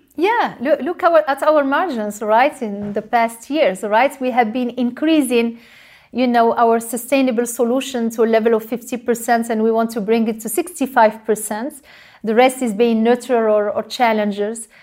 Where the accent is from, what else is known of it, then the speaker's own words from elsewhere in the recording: Morocco; moved away; I grew up in Morocco and I was raised, uh, to not waste any precious resources